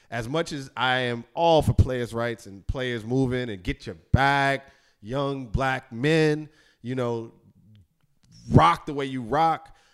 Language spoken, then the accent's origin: English; Chicago, Illinois, United States; moved away as an adult; also born or lived in Atlanta / Washington, D.C. / Los Angeles; now in New York, United States; I am a Chicagoan, therefore the teams, no matter good or bad, and I've been a Cubs fan growing up on the South Side.